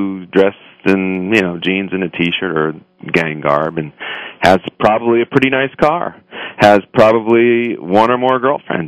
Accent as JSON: {"language": "English", "town": "Los Angeles", "region": "California", "country": "United States", "tie": "born or raised there", "said": "I grew up in Highland Park, Northeast Los Angeles"}